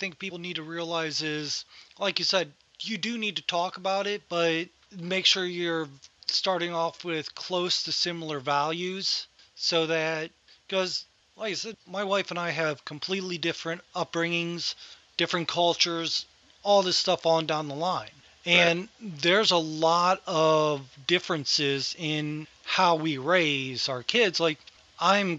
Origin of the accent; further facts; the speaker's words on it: Ohio, United States; growing up in Ohio